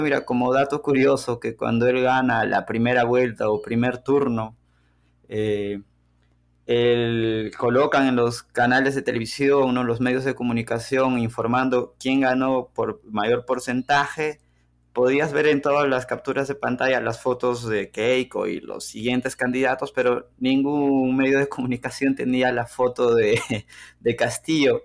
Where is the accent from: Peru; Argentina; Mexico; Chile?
Peru; La Oroya, Junín; moved away as an adult; now in Belo Horizonte, Brazil; Yo nací en Perú, específicamente en la ciudad de La Broya, que está en los Andes, en la región central del Perú.